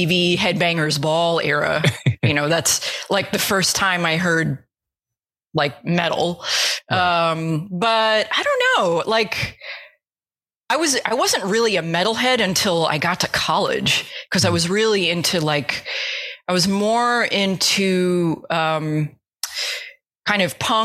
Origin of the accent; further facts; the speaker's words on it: United States; I grew up right outside New York City, so I actually could like take a bus into Manhattan